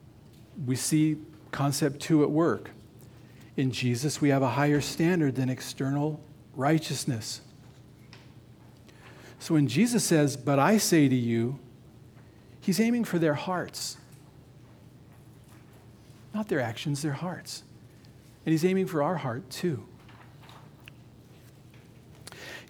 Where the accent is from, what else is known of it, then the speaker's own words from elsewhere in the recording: Nevada, United States; I grew up in Nevada